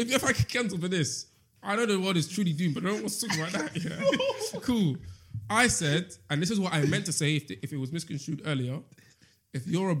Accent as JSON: {"language": "English", "region": "England", "country": "United Kingdom", "tie": "born or raised there"}